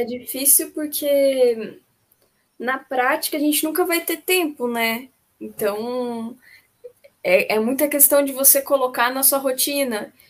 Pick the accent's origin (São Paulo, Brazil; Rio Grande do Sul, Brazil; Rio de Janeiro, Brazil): São Paulo, Brazil; Caçapava; moved away as an adult; now in Florianópolis, Brazil; eu sou de Caçapava, ali perto do, é no Vale do Paraíba.